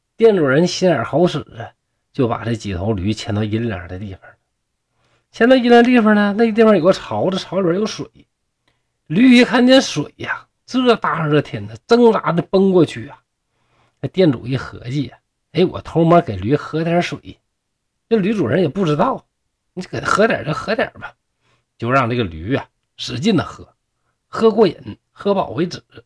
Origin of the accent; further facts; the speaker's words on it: Shenyang, Liaoning, China; accent: Northeastern Mandarin; 像我们东北这边儿啊